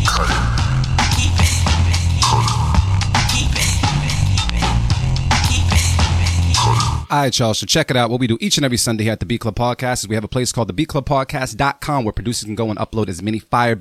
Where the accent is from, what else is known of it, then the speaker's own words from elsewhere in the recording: Boston, Massachusetts, United States; I'm from Mattapan 2